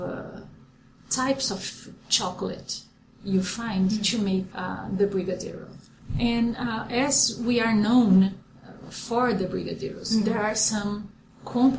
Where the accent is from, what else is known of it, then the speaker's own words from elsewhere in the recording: São Paulo, Brazil; moved away as an adult; now in Columbus, United States; I'm from São Paulo, Brazil. I was born, in fact, in a very small town in the countryside of São Paulo.